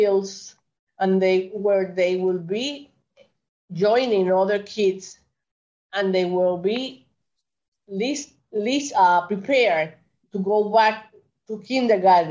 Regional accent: Carolina, Puerto Rico; moved away as an adult; now in New York, United States; I'm 100% Puerto Rican. I was born in Puerto Rico, in Carolina, Puerto Rico. My parents are from Puerto Rico

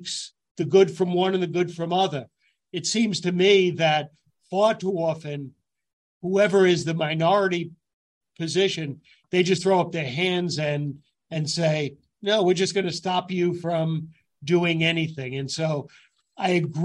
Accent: Yonkers, New York, United States; I grew up in Yonkers, New York

